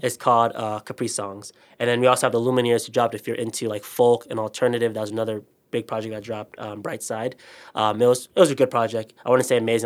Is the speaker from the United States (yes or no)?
no; Ghana; moved away; Ghana, my hometown